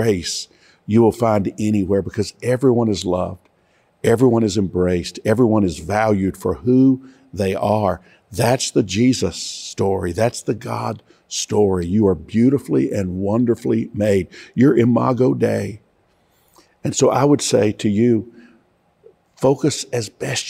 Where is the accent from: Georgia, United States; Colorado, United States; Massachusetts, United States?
Georgia, United States; I come from Georgia